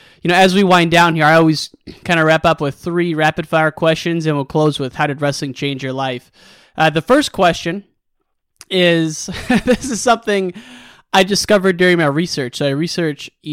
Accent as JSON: {"language": "English", "region": "Illinois", "country": "United States", "tie": "born or raised there", "moved": "yes", "lives_now": "Austin, United States", "said": "I grew up in Illinois, but 45 minutes from the University of Iowa."}